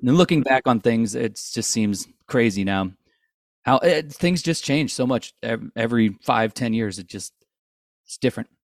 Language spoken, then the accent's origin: English; St. Louis, Missouri, United States; we're all from Saint Louis. We all grew up down the street from each other